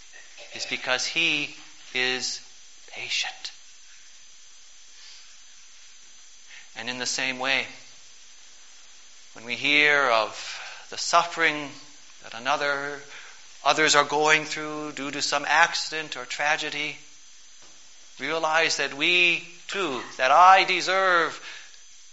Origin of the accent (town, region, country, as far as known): United States